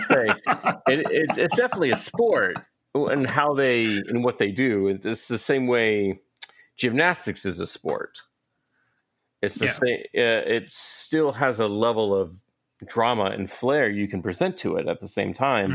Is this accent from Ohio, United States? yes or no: no; Atlanta, Georgia, United States; now in Baltimore, United States; I'm I'm from Atlanta, but I live in Baltimore now